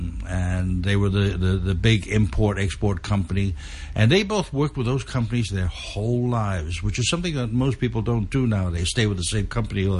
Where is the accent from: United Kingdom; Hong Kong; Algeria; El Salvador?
Hong Kong; also born or lived in Mid-Levels, Hong Kong; I grew up in the North Point area